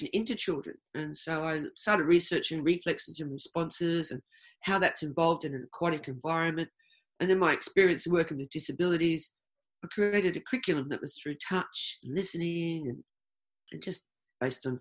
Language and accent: English; Australia; moved away as an adult; also born or lived in United Kingdom; I'm Australian